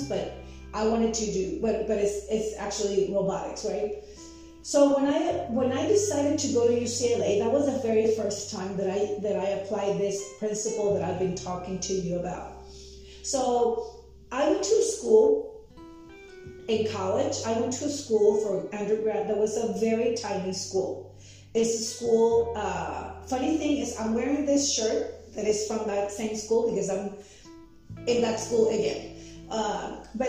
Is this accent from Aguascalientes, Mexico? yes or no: no; Tijuana, Baja California, Mexico; English is a second language; moved away as an adult; also born or lived in Mexico City; I was born in Mexico City, and when I was very little, my parents moved us to Tijuana, Mexico, where I grew up.